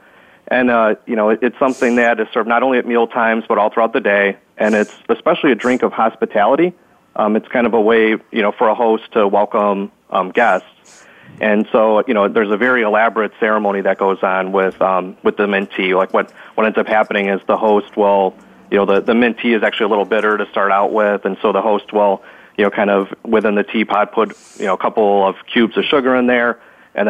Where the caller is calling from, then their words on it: Chicago, Illinois, United States; I'm calling in from Chicago, Illinois in the United States.